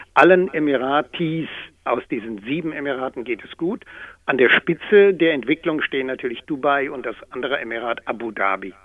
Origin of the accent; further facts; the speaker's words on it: Germany; als Deutscher